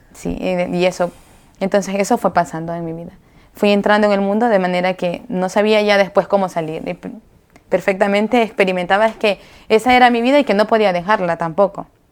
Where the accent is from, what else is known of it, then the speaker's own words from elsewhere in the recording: Chone, Manabí, Ecuador; yo soy de Ecuador, de Chone, de la provincia de Manabí